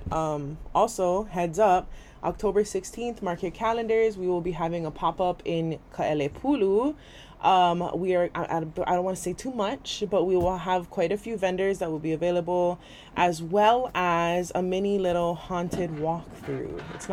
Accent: Waimanalo, Hawaii, United States; grew up like two streets down from each other our whole life in Waimanalo

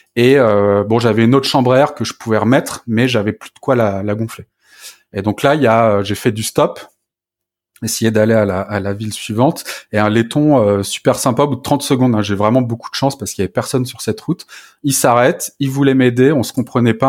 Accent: France; chez nous en France

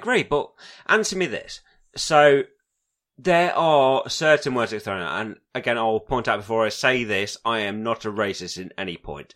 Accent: England, United Kingdom; I'll class myself as an arrogant English person

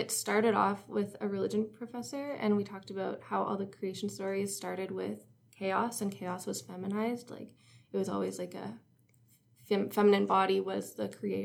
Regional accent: Cobourg, Ontario, Canada; also born or lived in North Bay; I'm from Cobourg, which is like a little town on the lake, Lake Ontario

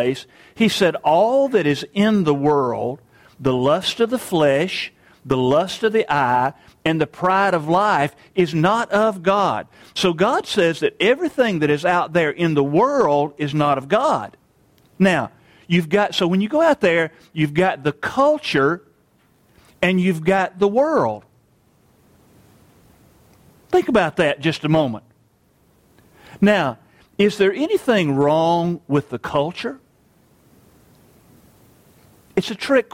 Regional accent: United States; I'm an American

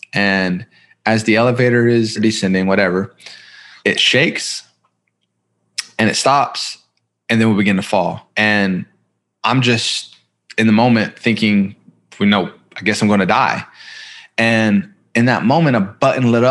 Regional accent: Columbus, Ohio, United States; I was born in Columbus, Ohio. I come from a pretty broken home.

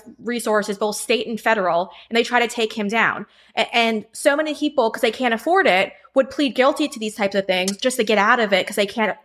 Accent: New York, United States; I'm from New York

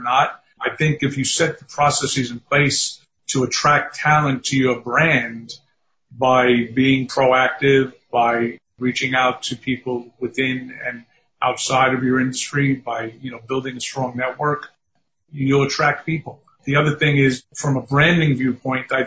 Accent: New York City, New York, United States; also born or lived in Staten Island, New York; native New Yorker, born and raised in Manhattan on the Lower East Side, and been in New York my whole life.

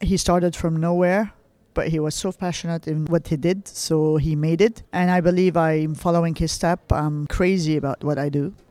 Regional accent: Lebanon; I grew up in Lebanon.

